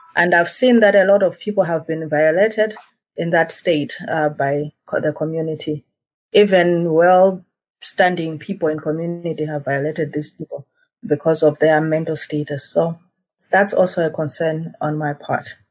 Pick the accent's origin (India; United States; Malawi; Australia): Malawi; now in Eswatini